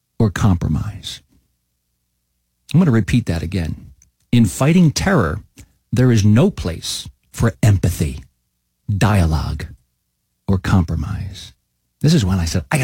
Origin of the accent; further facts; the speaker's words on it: Yeadon, Pennsylvania, United States; moved away; somebody from Yadin, Pennsylvania, my hometown